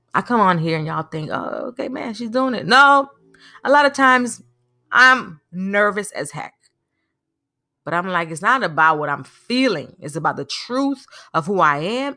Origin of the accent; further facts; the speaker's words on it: Naples, Florida, United States; moved away; I grew up in a city in Florida called Naples